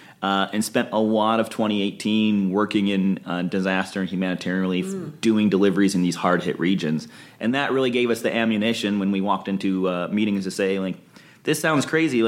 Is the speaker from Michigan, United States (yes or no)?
yes; Ann Arbor, Michigan, United States; now in Los Angeles, United States; I am from Michigan originally. Oh, okay. I'm from Ann Arbor, Michigan.